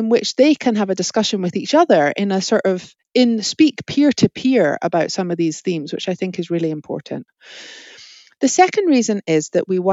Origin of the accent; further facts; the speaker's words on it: Scotland, United Kingdom; as a Scottish person